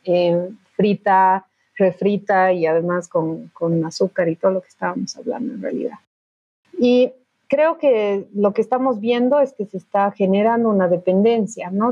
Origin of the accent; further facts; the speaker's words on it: Bolivia; como bolivianos